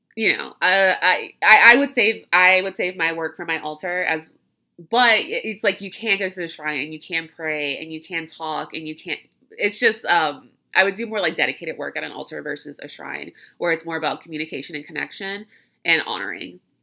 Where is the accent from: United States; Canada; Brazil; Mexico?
United States; Louisiana; I grew up in Louisiana